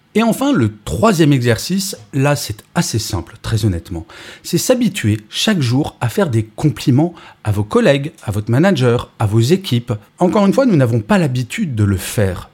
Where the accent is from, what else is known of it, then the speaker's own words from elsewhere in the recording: France; Je suis français